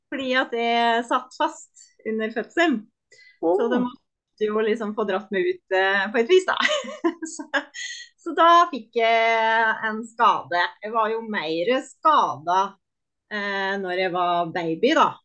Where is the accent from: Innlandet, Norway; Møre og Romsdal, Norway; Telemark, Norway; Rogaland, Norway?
Innlandet, Norway; Sjoa; moved away as an adult; also born or lived in Trondheim; now in Oslo, Norway; jeg flytta fra Sjoa da jeg var 19, og da flytta jeg til Trondheim